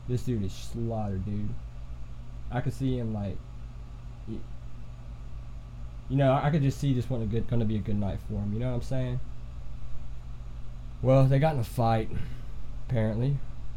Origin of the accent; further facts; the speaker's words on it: Alabama, United States; I'm from Alabama, in Price, Alabama